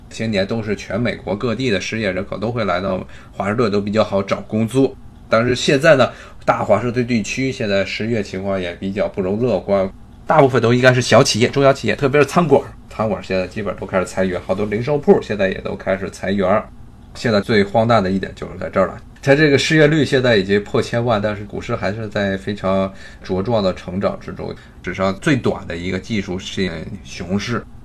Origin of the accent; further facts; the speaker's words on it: China; now in United States; 因为我毕竟我也是中国人